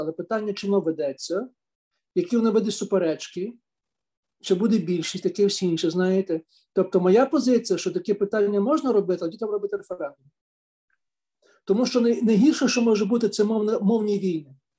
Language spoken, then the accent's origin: Ukrainian; Lviv, Lviv Oblast, Ukraine; я народився в Львові